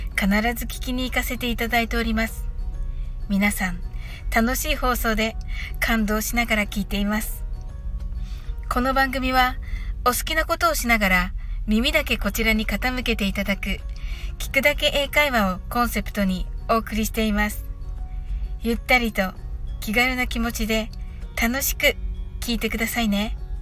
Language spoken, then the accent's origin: Japanese; Japan; 生っ粋の日本人の私は